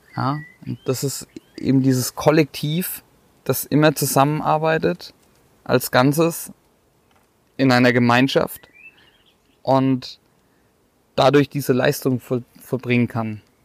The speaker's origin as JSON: {"language": "German", "town": "Bad Neustadt an der Saale", "region": "Bavaria", "country": "Germany", "lives_now": "Waldfenster, Germany", "said": "32 Jahre alt, komme aus Bad Neustadt"}